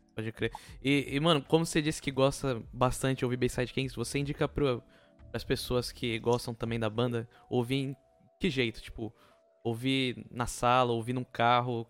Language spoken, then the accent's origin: Portuguese; São Vicente, São Paulo, Brazil; como morador de São Vicente